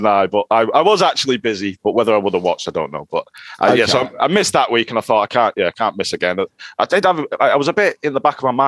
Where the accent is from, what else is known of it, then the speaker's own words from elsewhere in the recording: Widnes, North West England, United Kingdom; I'm from a town called Widnes, which is basically just outside of Liverpool, sort of between Liverpool and Manchester